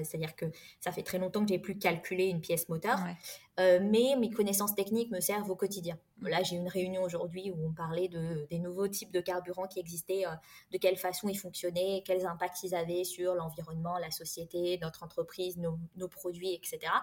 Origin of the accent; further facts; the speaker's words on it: France; j'ai grandi dans une famille modeste euh, avec euh, des parents qui ont émigré en France